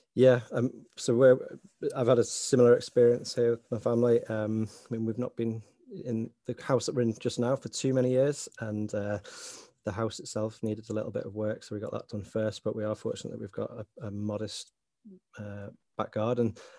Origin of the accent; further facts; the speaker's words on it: Sefton coast, Merseyside, North West England, United Kingdom; accent: Scouser; now in Northern Ireland; very fortunate to grow up in that part of the world on the Sefton coast